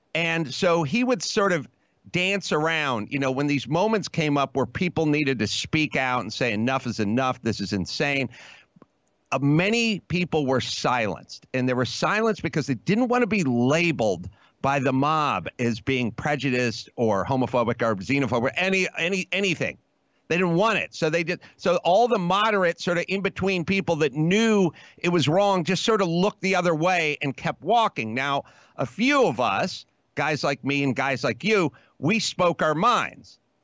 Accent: Los Angeles, California, United States; I'm from California. I grew up in L A.

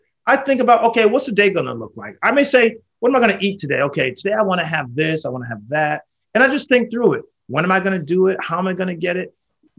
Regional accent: Danbury, Connecticut, United States; I grew up in a small town in Connecticut called Danbury.

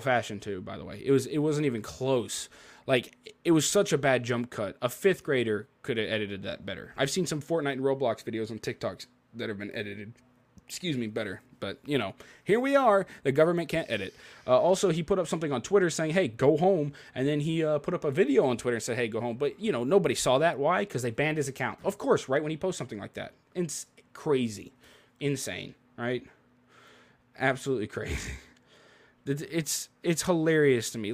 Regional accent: Memphis, Tennessee, United States; I'm from Memphis.

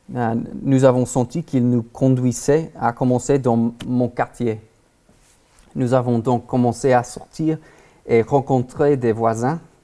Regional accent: Texas, United States; French is a second language; moved away as an adult; now in Paris, France; nous sommes originaires du Texas aux États-Unis et nous vivons à Paris

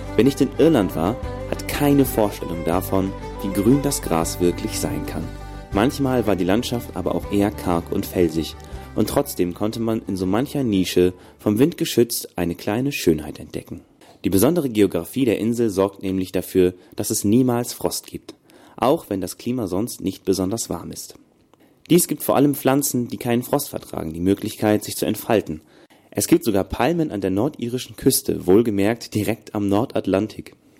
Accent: East Frisia, Lower Saxony, Germany; aus meiner Heimat im Herzen Ostfrieslands

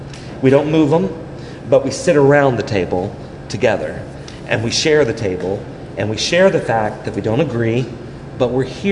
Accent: New York City, New York, United States; Because look, I mean, I grew up in New York. Donald Trump went to my church.

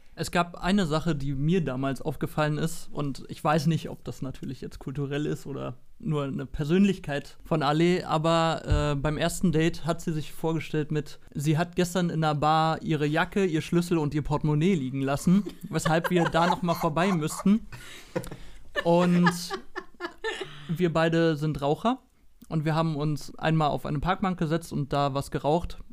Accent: Berlin, Germany; ich komme aus Deutschland, Berlin, habe schon immer hier gewohnt und gelebt

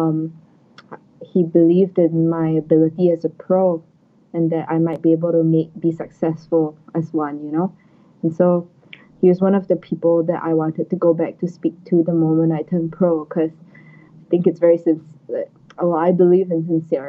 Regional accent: Singapore; moved away; as a Singaporean, like I also hope to go back to get some local support, help the scene in Singapore to grow

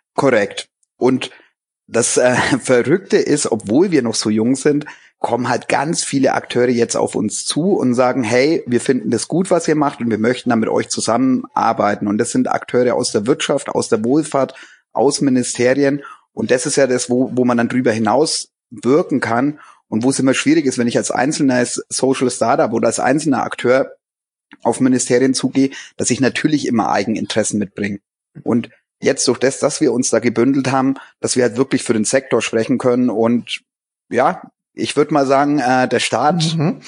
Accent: Germany; bei uns in Deutschland

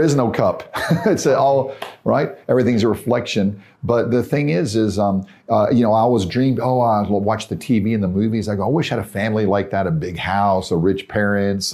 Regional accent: Tennessee, United States; I'm from Tennessee

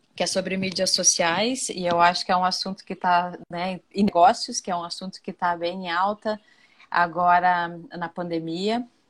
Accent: Rio Grande do Sul, Brazil; moved away as an adult; now in Rio de Janeiro, Brazil; eu sou lá do Rio Grande do Sul, sou gaúcha

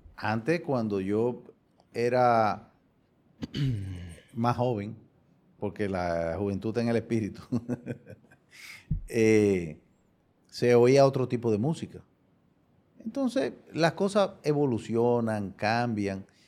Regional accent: Dominican Republic; Somos dominicanos todos.

